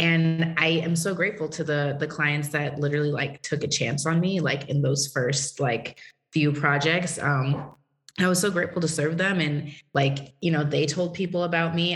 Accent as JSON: {"language": "English", "region": "Massachusetts", "country": "United States", "tie": "born or raised there", "also_born_or_lived": "Tennessee", "moved": "as an adult", "said": "So I grew up in Massachusetts. In a town, you know, nobody really knows about it, about an hour from Boston."}